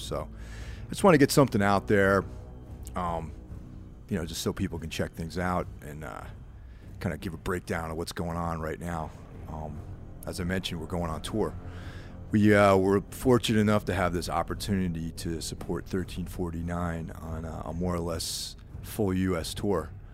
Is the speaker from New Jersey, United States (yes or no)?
no; Carmel, New York, United States; when I was growing up in Carmel, New York, which is, like, this small, one-horse town